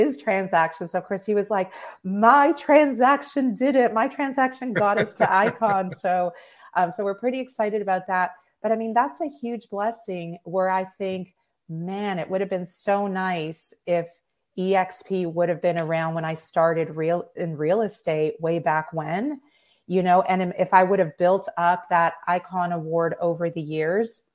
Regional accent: Toronto, Ontario, Canada; moved away as an adult; also born or lived in Maryland; now in Pensacola, United States; I was born and raised in Toronto

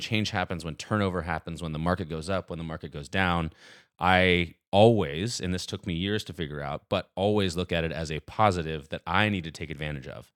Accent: Nashville, Tennessee, United States; I was born and raised in Nashville, so I'm still here thirty-two years later.

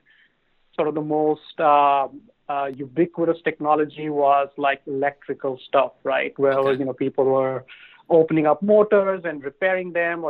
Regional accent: Mumbai, Maharashtra, India; moved away as an adult; now in United States; I grew up in Mumbai, in India, and I lived there up until I finished my undergraduate in engineering

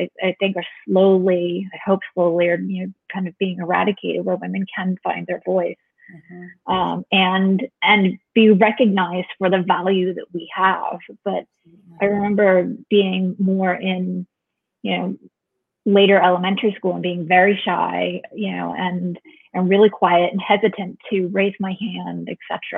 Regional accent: Westborough, Massachusetts, United States; also born or lived in Grafton, Massachusetts; I grew up in a number of different places, but I was born in Grafton, Massachusetts

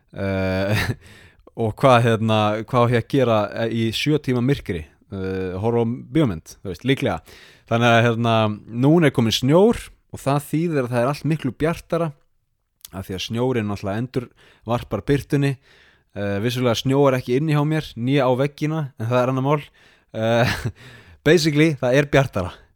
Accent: Iceland; now in Sapporo, Japan; ég er frá Íslandi

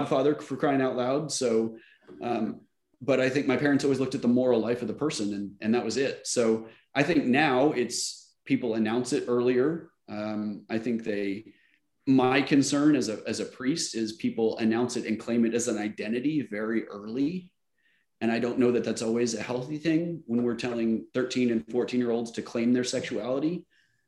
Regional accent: Oklahoma, United States; moved away as an adult; also born or lived in Virginia; I grew up in Oklahoma in the 80s.

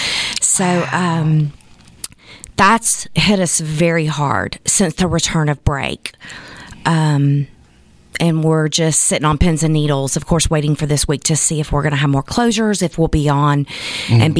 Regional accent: Chattanooga, Tennessee, United States; my hometown of Chattanooga, Tennessee

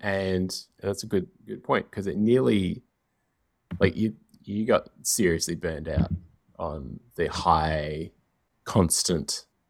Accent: Australia; growing up in Australia where we had like so much American television

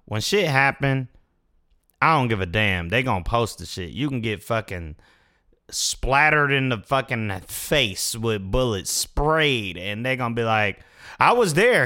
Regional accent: Fayetteville, United States; I was from Fayetteville

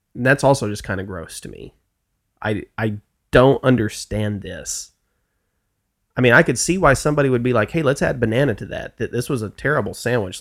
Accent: the South, United States; I'm from the South

